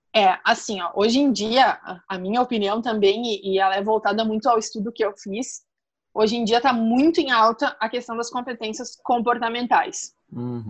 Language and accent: Portuguese; Estrela, Rio Grande do Sul, Brazil; eu sou de Estrela, no Rio Grande do Sul